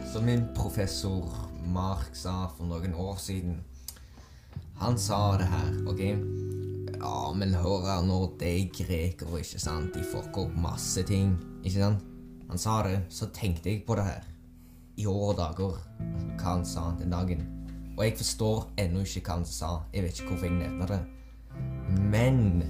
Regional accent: Azerbaijan; moved away; Aserbajdsjan, der jeg kommer fra

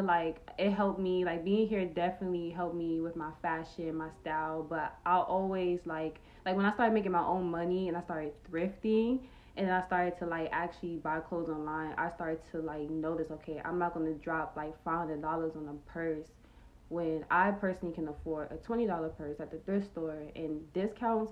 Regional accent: New York City, New York, United States; I grew up in New York

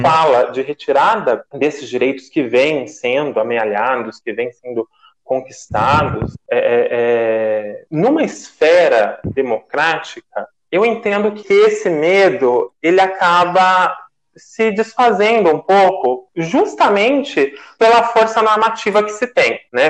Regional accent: Mogi Mirim, São Paulo, Brazil; sou da cidade de Mojimirim

